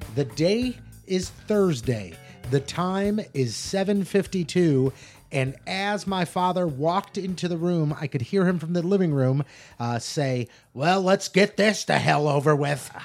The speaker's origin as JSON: {"language": "English", "country": "United States", "tie": "born or raised there", "said": "growing up in North County"}